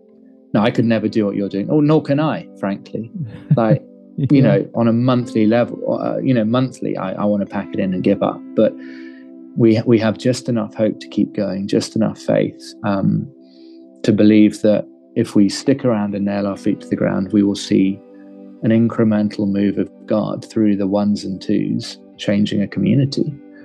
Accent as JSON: {"language": "English", "region": "London", "country": "United Kingdom", "tie": "born or raised there", "moved": "as an adult", "lives_now": "Cape Town, South Africa", "said": "from London originally, Southeast London, in fact, and have been living in Cape Town now for the last 13 years. So I'm Londoner born and bred"}